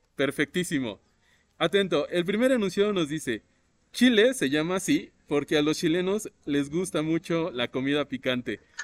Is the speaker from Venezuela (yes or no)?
no; Mexico; la tenemos acá en México